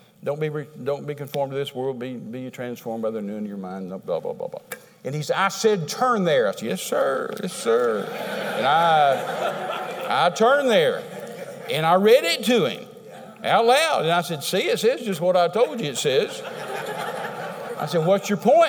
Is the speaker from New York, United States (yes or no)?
no; Texas, United States; I'm a Texan